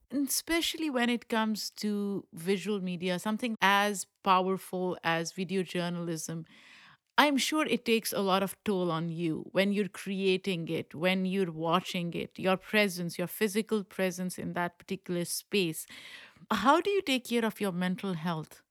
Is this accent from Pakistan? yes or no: yes; Pakistan; English is a second language; now in United States; I grew up in Pakistan, so for me, Iran is a neighboring country